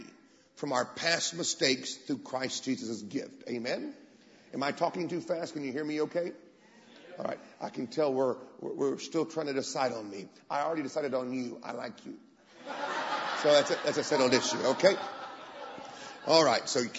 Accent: Tulsa, Oklahoma, United States; accent: American; moved away as an adult; now in England, United Kingdom; I was born in Tulsa

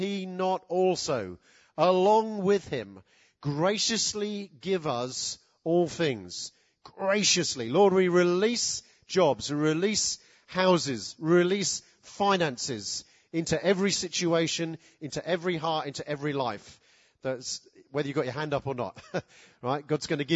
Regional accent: United Kingdom; us as British people

